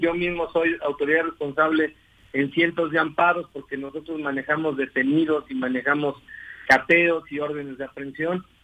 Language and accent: Spanish; Cuernavaca, Morelos, Mexico; yo soy de aquí de Cuernavaca, aquí nací.